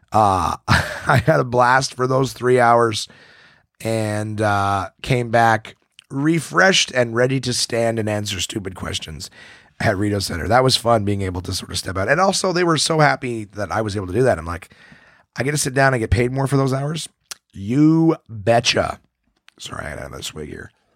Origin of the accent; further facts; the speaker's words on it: Ottawa, Ontario, Canada; my hometown of, of Ottawa